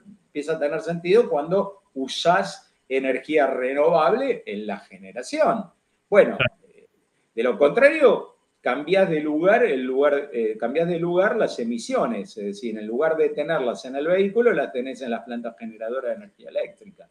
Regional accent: Argentina

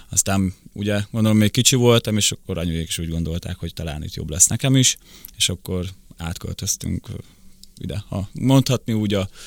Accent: Rakhiv, Zakarpattia Oblast, Ukraine; born there; kárpátaljai, ugye sok kárpátaljai jön át onnan, tudják a többsége, hogy egyébként hol van Rahó, ahol születtem

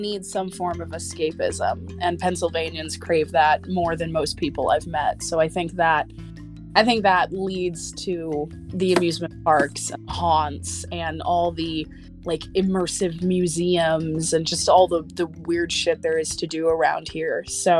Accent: Tennessee, United States; also born or lived in Central Florida, United States; but I grew up in Tennessee and Central Florida

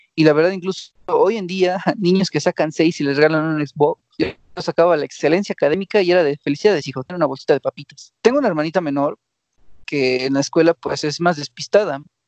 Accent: Mexico; como mexicano

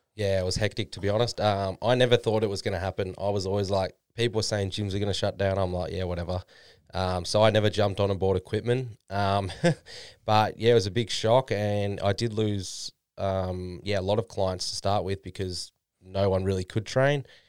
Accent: Noosa, Queensland, Australia; moved away as an adult; now in Gold Coast, Australia; I'm from Noosa before then. That's where my parents live right now.

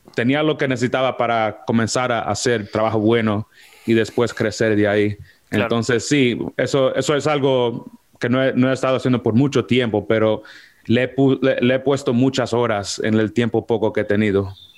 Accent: New York, United States; yo soy de los Estados Unidos, de Nueva York. Ah, eh, nací y me, y me crié en Washington Heights, en un pueblo allá en Alto Manhattan

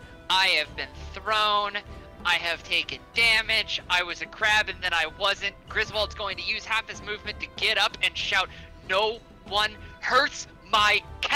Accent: Scotland, United Kingdom; Because I'm Scottish, it's basically slurred into one word.

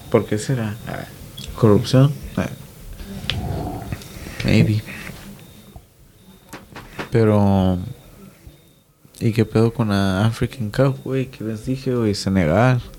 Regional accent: Mexico; No sé por qué no somos mejor, güey. Como mexicanos.

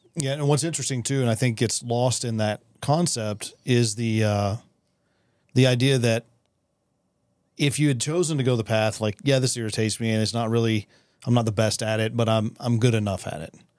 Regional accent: West Texas, United States; I was born and raised here also

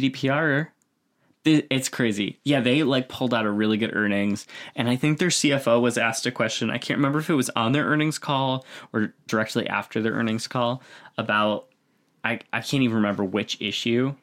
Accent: near Buffalo, New York, United States; moved away; I grew up near Buffalo, so we had, like, snow

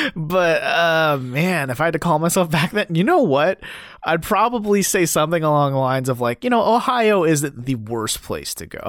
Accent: near Pyeongchang, Gangwon, South Korea; moved away; so close to my hometown

